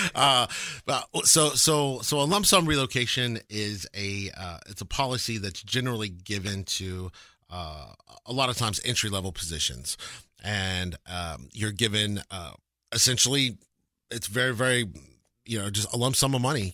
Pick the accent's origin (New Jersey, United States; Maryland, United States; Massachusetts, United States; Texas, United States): Texas, United States; Lubbock; now in Dallas, United States; I'm born and raised in Texas